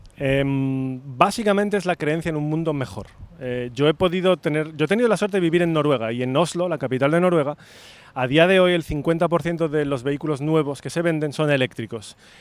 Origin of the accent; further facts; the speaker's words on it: Spain; soy español